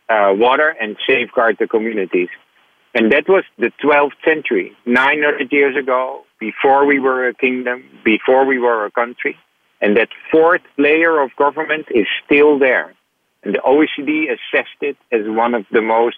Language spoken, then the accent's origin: English; Netherlands; Born in the Netherlands